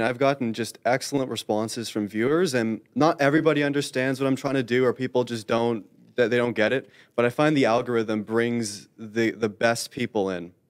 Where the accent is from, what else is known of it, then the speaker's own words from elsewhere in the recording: Canada; I am Canadian